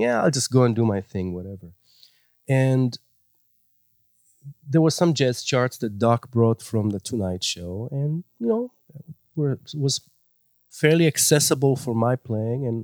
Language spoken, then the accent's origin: English; Israel; moved away; I grew up in Israel